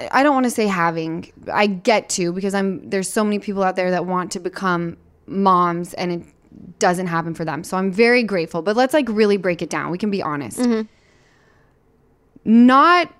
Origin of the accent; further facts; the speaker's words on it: Utah, United States; I'm from Utah.